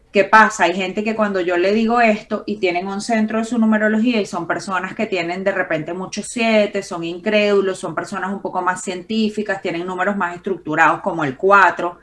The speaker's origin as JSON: {"language": "Spanish", "town": "Valencia", "region": "Carabobo", "country": "Venezuela", "said": "en Valencia, que es de donde yo vengo en Venezuela"}